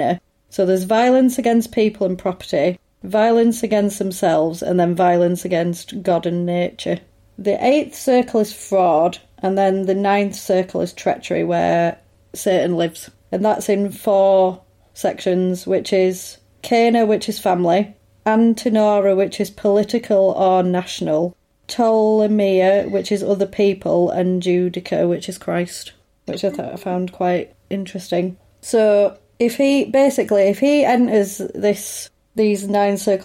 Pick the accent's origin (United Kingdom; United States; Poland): United Kingdom; England; I'm English.